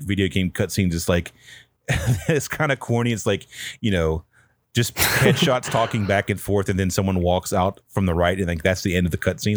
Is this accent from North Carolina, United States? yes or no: yes; Pine Hall, North Carolina, United States; I'm from, um, a really small town from, in North Carolina called Pine Hall, which is where I grew up